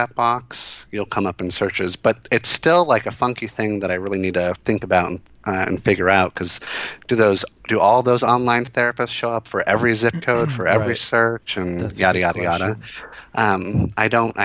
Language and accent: English; Florida, United States; I was born in Florida